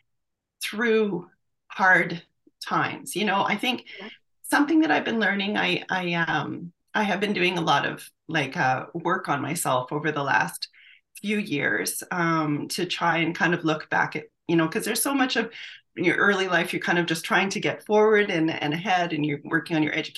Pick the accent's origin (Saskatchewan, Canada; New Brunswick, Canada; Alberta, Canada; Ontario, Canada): Alberta, Canada; St. Albert; also born or lived in Edmonton; I was born in Edmonton, and I grew up in St. Albert, Alberta. St. Albert's a bedroom community just north of Edmonton here